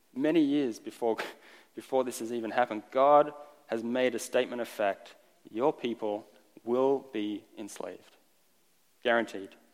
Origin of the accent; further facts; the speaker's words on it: Australia; first language Estonian; English is a second language; moved away as an adult; also born or lived in Estonia (ancestry); I've been in Australia my entire life up until I was 21, moved here